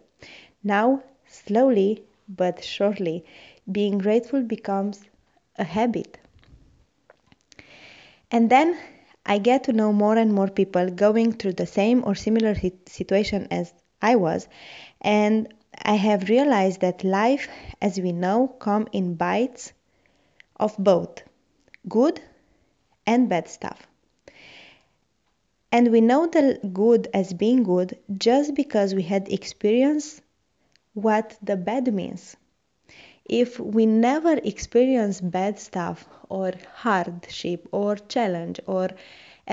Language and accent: English; Romania; English is a second language; moved away as an adult; now in Rotterdam, Netherlands; When I moved from Romania